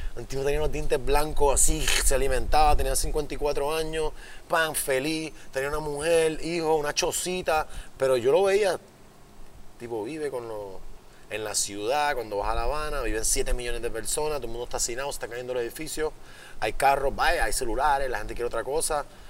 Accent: Puerto Rico; yo soy el más boricua

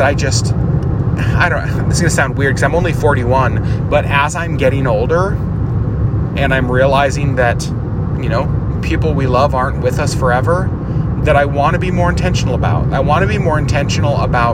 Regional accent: Alaska, United States; also born or lived in Connecticut / Ontario, Oregon; You obviously know we moved to Alaska

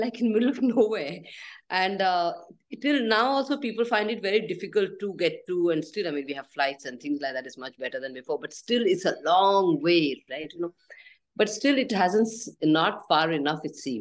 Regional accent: Pune, Maharashtra, India; moved away as an adult; now in Anegundi, India; I was born in Pune, trained as an artist. I always loved villages, and I traveled extensively in the Western world from a very early age. But I also saw our India, and I was growing up in a city called Pune

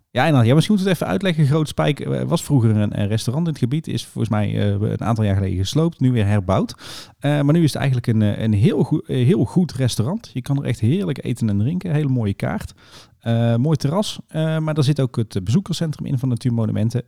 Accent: North Brabant, Netherlands; bij ons in Brabant

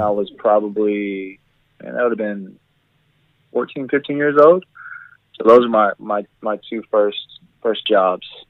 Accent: United States; moved away as an adult; now in Australia; I am an American

